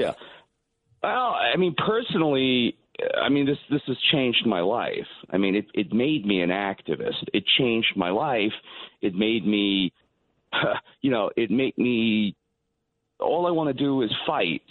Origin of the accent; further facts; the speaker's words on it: New York City, New York, United States; like most Jewish guys growing up in Brooklyn.